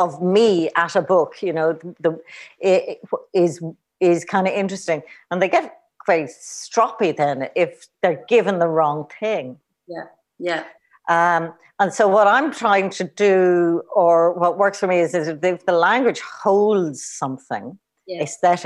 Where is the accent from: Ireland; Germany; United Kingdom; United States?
Ireland